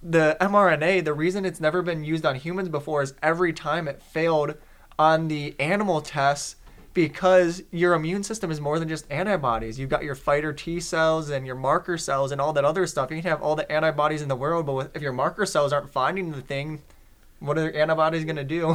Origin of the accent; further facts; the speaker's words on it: Detroit, Michigan, United States; I'm from Detroit